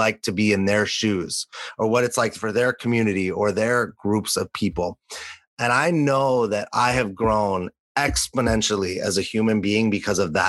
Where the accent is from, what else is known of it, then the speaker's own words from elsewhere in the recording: Los Angeles, California, United States; also born or lived in New York City; now in San Diego, United States; growing up in Los Angeles